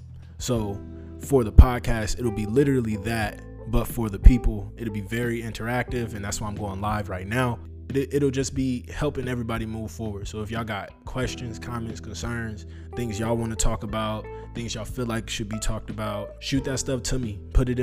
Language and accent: English; North Chicago, Illinois, United States; also born or lived in Waukegan / Zion / Toledo / East Cleveland; I grew up in Lake County, Illinois, North Chicago specifically. I moved between North Chicago, Waukegan, Zion. I also lived in Ohio, Toledo, East Cleveland, and I graduated high school in Kenosha.